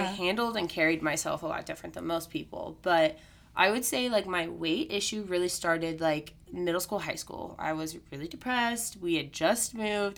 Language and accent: English; Missouri, United States; born or raised there; also born or lived in Texas